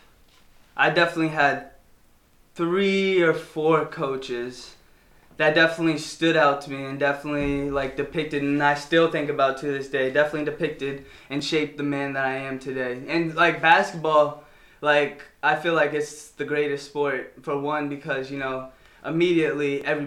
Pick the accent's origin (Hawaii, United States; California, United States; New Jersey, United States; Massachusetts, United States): Massachusetts, United States; Marlborough; moved away as an adult; I grew up in Marlboro my whole life.